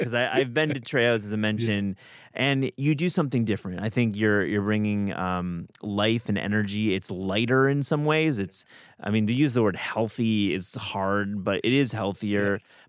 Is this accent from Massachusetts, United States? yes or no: no; Michigan, United States; I'm from Michigan.